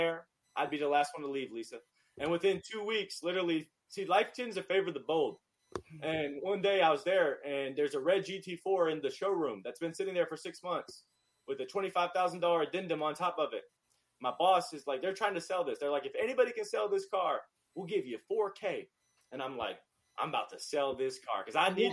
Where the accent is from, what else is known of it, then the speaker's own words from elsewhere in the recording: North Carolina, United States; moved away as an adult; now in Los Angeles, United States; I'm from North Carolina. I looked at LA. It was the farthest away from my hometown